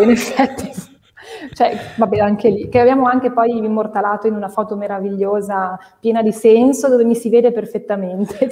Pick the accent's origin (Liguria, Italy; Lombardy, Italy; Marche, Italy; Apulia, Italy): Liguria, Italy; Genoa; io sono di Genova